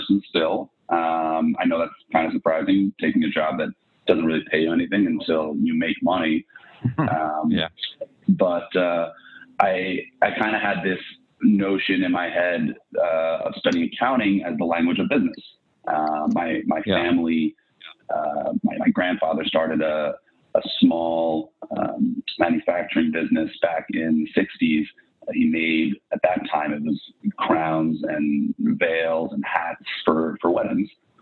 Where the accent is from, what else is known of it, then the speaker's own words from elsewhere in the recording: Irvington, New York, United States; also born or lived in Riverdale, New York / Manhattan, New York / Boston; I live now a few blocks south of where I was born in Lenox Hill Hospital, but grew up in Riverdale and then Irvington, New York